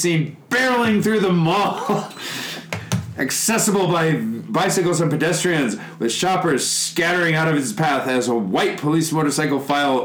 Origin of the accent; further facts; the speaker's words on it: Chicago, Illinois, United States; moved away as an adult; also born or lived in Kitakyushu, Japan; now in Japan; I'm from Chicago